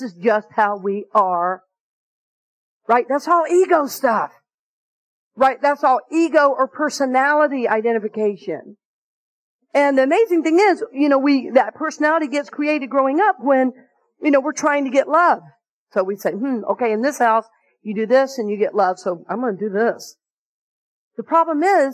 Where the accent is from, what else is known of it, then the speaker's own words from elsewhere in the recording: the South, United States; the way I grew up in the South at that particular time.